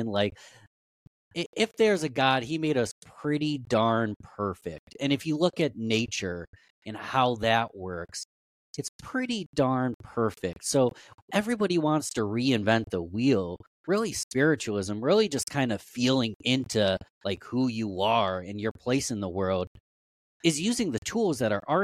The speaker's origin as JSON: {"language": "English", "town": "Rochester", "region": "New York", "country": "United States", "tie": "born or raised there", "said": "I was born and raised in Rochester, New York, so I've shoveled snow about 10,000 times."}